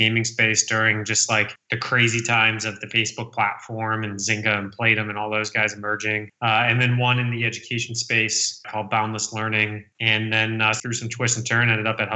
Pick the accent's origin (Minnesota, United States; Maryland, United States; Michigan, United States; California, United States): Michigan, United States; about a half hour outside of Detroit; moved away as an adult; also born or lived in Chicago / Boston; I was born and raised in Michigan, about a half hour outside of Detroit. Grew up there my whole life